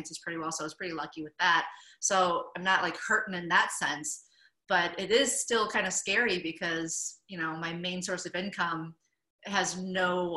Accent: Michigan, United States; moved away as an adult; also born or lived in California / Asia; I'm originally from Michigan.

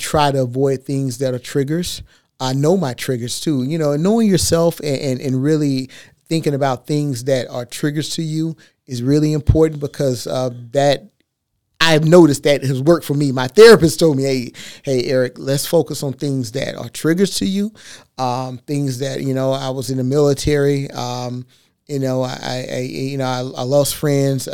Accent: Texas, United States; I'm from Texas

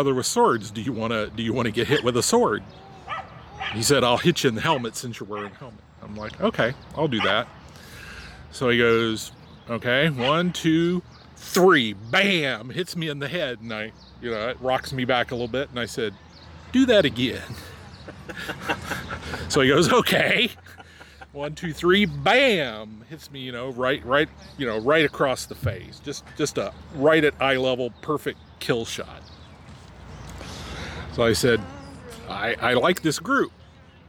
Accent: Lafayette, Indiana, United States; I'm from Lafayette, Indiana, which is the barony of Rivenstar

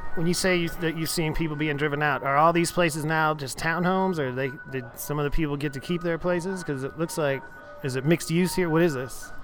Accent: Houston, Texas, United States; I, I come from Houston

